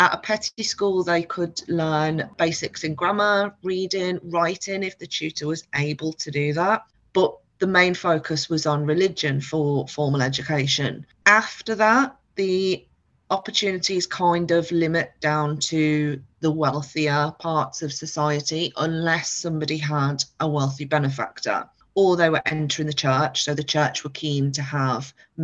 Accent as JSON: {"language": "English", "town": "Liverpool", "region": "North West England", "country": "United Kingdom", "tie": "born or raised there", "also_born_or_lived": "the Midlands", "moved": "as an adult", "said": "I was brought up in Liverpool and left when I was 18 to go to university in the Midlands"}